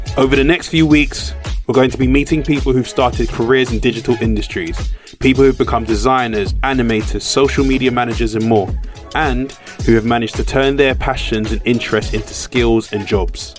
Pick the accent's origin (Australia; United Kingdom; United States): United Kingdom; London; proudly from Hackney